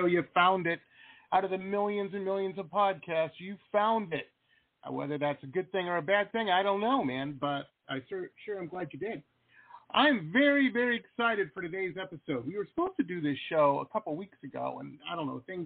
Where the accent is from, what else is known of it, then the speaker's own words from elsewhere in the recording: Detroit, Michigan, United States; moved away; also born or lived in San Diego / Las Vegas; I grew up in Detroit.